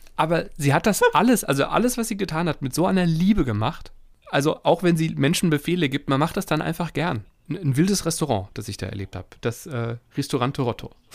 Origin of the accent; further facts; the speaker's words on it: Wuppertal, North Rhine-Westphalia, Germany; Ich komme aus Wuppertal